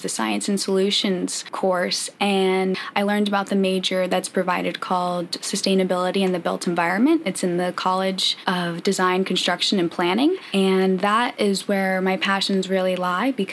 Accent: Fort Lauderdale, Florida, United States; also born or lived in Gainesville, Florida; I grew up in Fort Lauderdale, Florida.

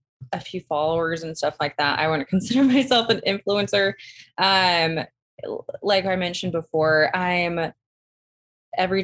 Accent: Arizona, United States; moved away as an adult; now in Utah, United States; I'm from Arizona.

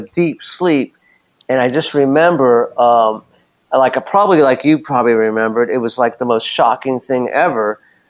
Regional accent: Los Angeles, California, United States; I grew up in West LA, like Mar Vista, Santa Monica.

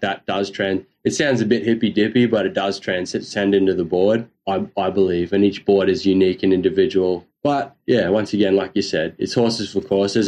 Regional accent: North Queensland, Australia; I'm from North Queensland

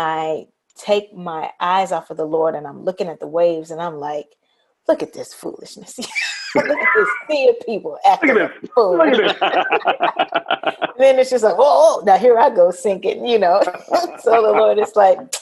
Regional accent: Memphis, Tennessee, United States; I grew up in Memphis

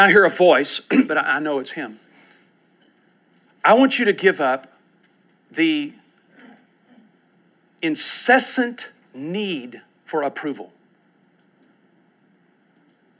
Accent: United States; I'm an American

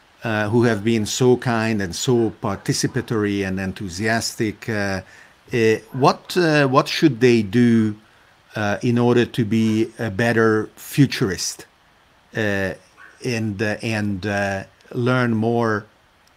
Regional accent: Italy

